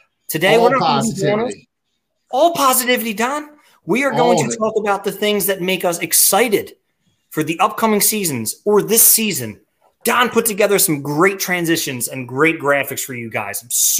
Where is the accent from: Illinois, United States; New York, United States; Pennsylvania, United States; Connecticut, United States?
Pennsylvania, United States; I'm from Delco, Chester County. Let's go, Delaware County.